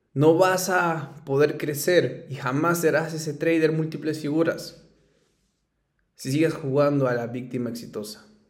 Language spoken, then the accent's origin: Spanish; Ayacucho, Peru; soy ayacuchano, soy peruano, eh, me encanta mi ciudad, soy muy orgulloso de donde vengo